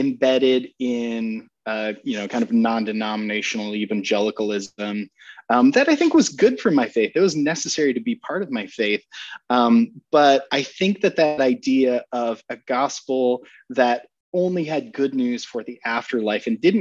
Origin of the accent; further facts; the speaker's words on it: Sioux Center, Iowa, United States; moved away; I grew up in Northwest Iowa in Sioux Center, Dutch Reform kind of community.